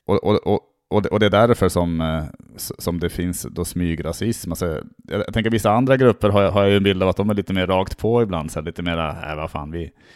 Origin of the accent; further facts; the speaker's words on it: Norrland, Sweden; now in Stockholm, Sweden; jag är från Norrland